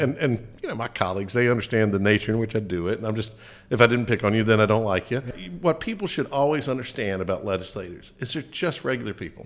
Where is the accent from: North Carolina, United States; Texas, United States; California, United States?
North Carolina, United States; Lincoln County; Lincoln County, growing up there, I went to public schools there